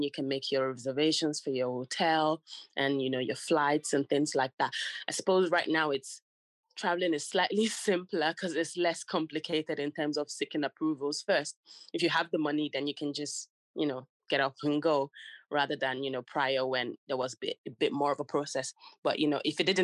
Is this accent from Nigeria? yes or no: yes; Nigeria; now in London, United Kingdom; I was born in Nigeria and we used to live in the city, but my dad is from the country